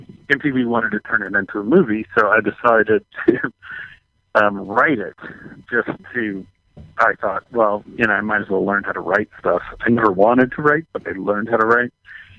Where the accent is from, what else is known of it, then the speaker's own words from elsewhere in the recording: Texas, United States; I'm from Texas, he's from Texas